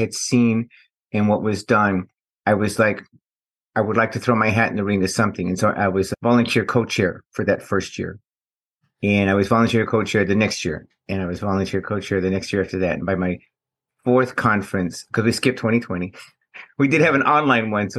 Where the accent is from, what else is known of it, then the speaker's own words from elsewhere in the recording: Houston, Texas, United States; I'm from Houston, Texas